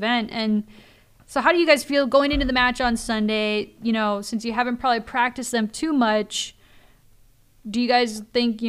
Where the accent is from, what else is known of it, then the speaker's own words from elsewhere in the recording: Minnesota, United States; as a Minnesotan